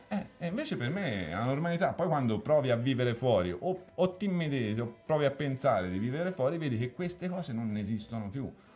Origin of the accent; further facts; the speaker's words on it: Elba, Tuscany, Italy; il tornare all'Elba è sempre stata una cosa fondamentale. Cioè, quando, quando ero all'Elba dovevo scappare, quando ero fuori dovevo tornare.